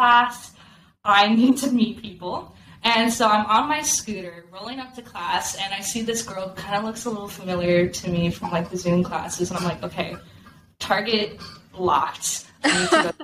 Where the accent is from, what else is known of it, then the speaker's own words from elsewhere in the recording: Arizona, United States; I am a Arizona born and raised. I'm from Arizona.